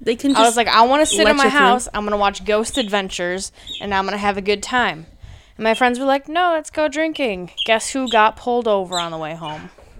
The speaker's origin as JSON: {"language": "English", "town": "Cross Plains", "region": "Wisconsin", "country": "United States", "tie": "born or raised there", "said": "my hometown of Cross Plains, Wisconsin."}